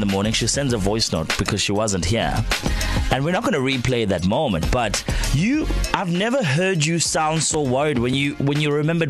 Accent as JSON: {"language": "English", "country": "South Africa", "said": "we're South African"}